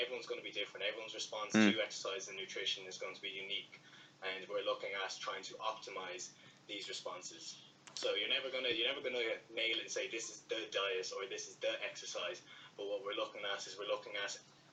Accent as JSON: {"language": "English", "town": "Dublin", "region": "Leinster", "country": "Ireland", "said": "I'm from Castleknock in Dublin, I'm 26 years of age"}